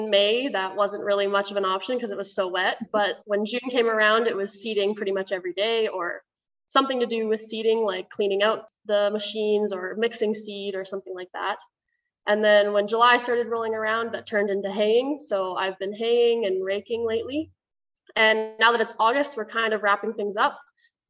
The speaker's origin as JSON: {"language": "English", "town": "Neepawa", "region": "Manitoba", "country": "Canada", "tie": "born or raised there", "said": "I'm from Neepawa originally, and I grew up on a farm 10 minutes north of the town"}